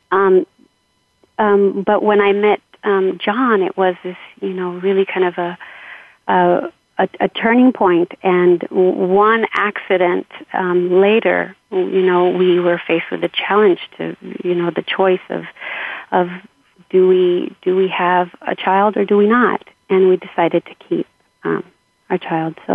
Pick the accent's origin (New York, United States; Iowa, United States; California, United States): California, United States; Los Angeles; grew up in Southeast LA um, uh, in a family of seven children